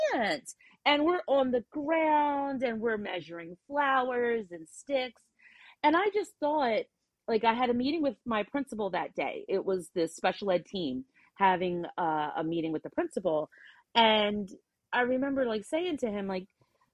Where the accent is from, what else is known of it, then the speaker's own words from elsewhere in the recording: New Jersey, United States; we're from Jersey